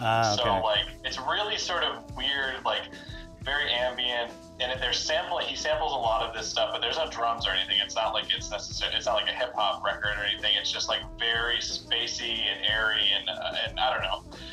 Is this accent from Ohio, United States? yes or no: yes; Cleveland, Ohio, United States; how is this person from Cleveland making this music?